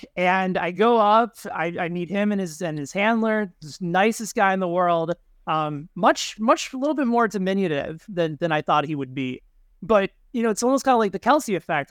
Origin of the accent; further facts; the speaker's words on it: Chicago, Illinois, United States; as a Bulls fan growing up in Chicago in the 90s